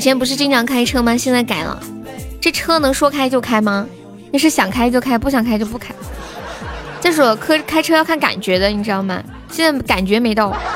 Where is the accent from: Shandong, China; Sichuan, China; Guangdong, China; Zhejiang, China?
Sichuan, China; accent: Sichuanese; 我们四川话